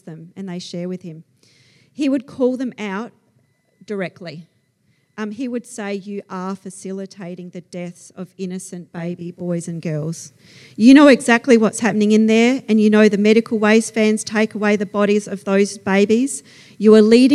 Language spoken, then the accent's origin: English; Australia; accent: Aussie; my Aussie accent